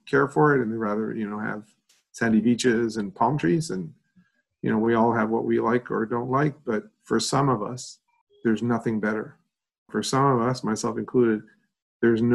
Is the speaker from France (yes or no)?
no; Quebec, Canada; I grew up in Eastern Canada in a province called Quebec.